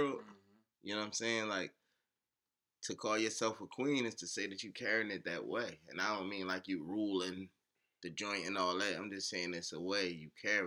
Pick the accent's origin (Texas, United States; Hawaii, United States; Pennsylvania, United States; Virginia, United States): Pennsylvania, United States; Philadelphia; I'm from South Philly